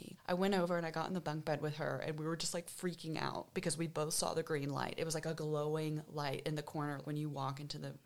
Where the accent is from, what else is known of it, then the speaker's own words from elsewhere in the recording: East Coast, United States; I grew up on the East Coast